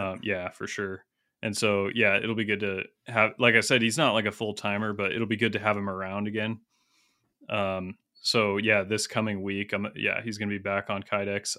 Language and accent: English; United States; I'm an American